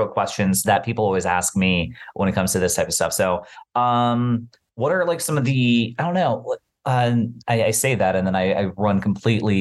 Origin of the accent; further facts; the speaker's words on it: Bermuda; moved away; I was born and raised on the island of Bermuda